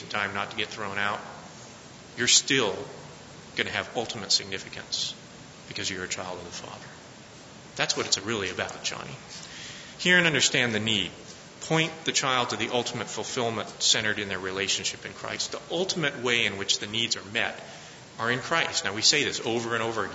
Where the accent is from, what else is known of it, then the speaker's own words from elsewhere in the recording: Colorado, United States; I'm from Colorado